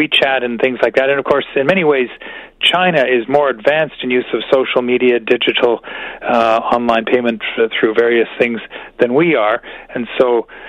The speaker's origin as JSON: {"language": "English", "country": "Canada"}